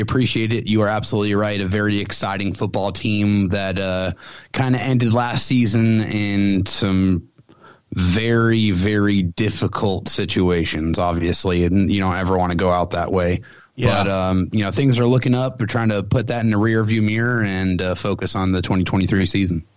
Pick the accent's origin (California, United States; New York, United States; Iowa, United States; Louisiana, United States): California, United States; San Diego; moved away as an adult; now in Temple, United States; I am from San Diego, California. So I was born and raised in San Diego.